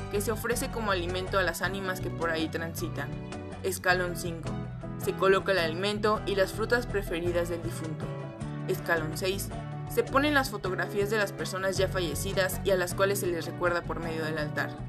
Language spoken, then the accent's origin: Spanish; Mexico